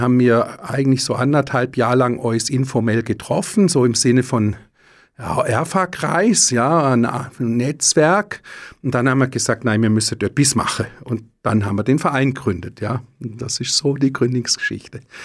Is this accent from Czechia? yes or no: no; Lenzburg, Aargau, Switzerland; wo ich herkomme, in Lenzburg